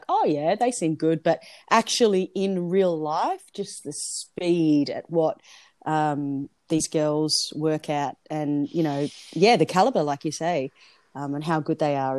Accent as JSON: {"language": "English", "town": "Pinnaroo", "region": "South Australia", "country": "Australia", "tie": "born or raised there", "also_born_or_lived": "Melbourne, Australia", "moved": "as an adult", "lives_now": "Perth, Australia", "said": "I am actually a South Australian by heart."}